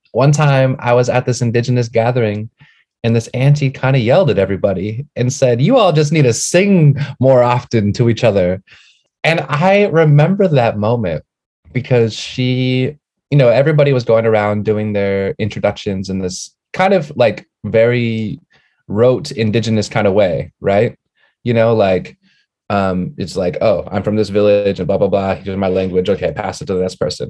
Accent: Snohomish, Swinomish and Duwamish territory, Washington, United States; I was born and raised in Snohomish and Swinomish territory, and uh, also in Dobbs territory, Duwamish territory.

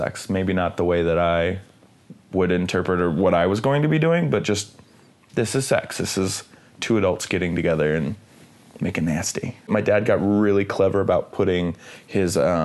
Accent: Midwest, United States; growing up in the Midwest

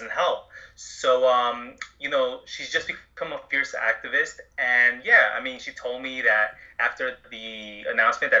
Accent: Long Island, New York, United States; growing up on Long Island

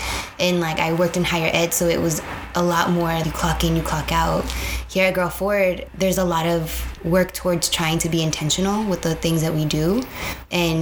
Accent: San Jose, California, United States; moved away as an adult; now in Chicago, United States; born and raised in San Jose, California

